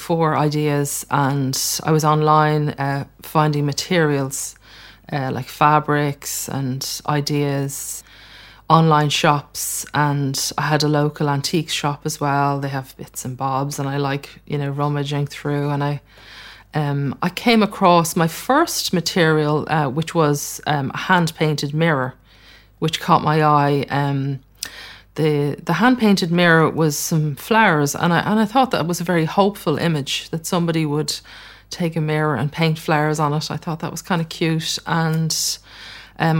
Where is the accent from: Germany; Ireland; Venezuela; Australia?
Ireland; I grew up in Ireland